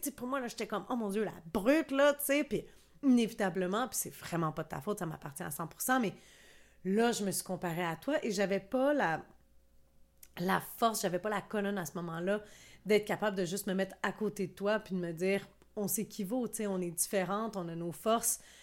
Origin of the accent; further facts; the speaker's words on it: Quebec, Canada; je suis québécoise